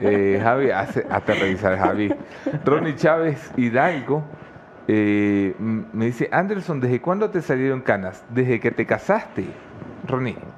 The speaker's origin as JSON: {"language": "Spanish", "country": "Ecuador", "said": "los ecuatorianos nos sentimos muy nostálgicos como ecuatorianos por el mundo"}